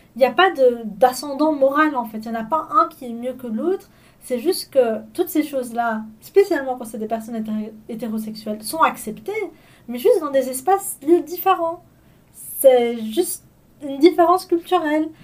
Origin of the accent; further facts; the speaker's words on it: Belgium; c'est mes parents qui ont migré ici, et moi je suis née en Belgique